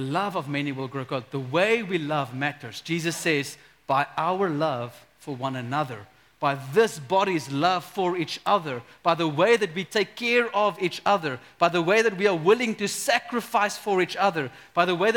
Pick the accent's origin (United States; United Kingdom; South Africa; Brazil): South Africa; we as a South African people, we grew up in a culture where everyone is Christian